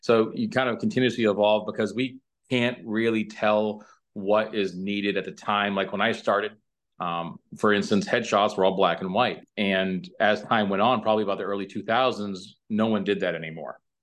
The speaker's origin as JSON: {"language": "English", "area": "New Hampshire–Massachusetts state line", "region": "New England", "country": "United States", "moved": "yes", "lives_now": "Fountain Hills, Arizona, United States", "said": "originally from, uh, New England, uh, the New Hampshire, uh, Massachusetts, uh, state line pretty much"}